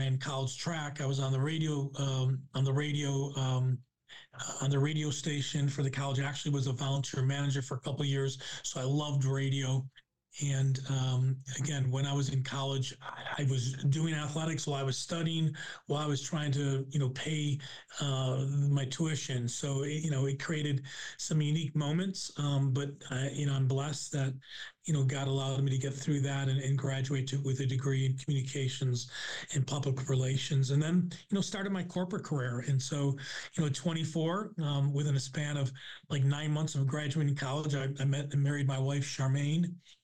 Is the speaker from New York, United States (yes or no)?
yes; Buffalo, New York, United States; moved away as an adult; also born or lived in Kansas; I grew up in Buffalo, New York